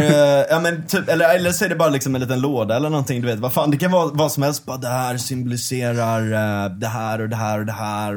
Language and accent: Swedish; Gothenburg, Västra Götaland, Sweden; Linnéstan där jag växte upp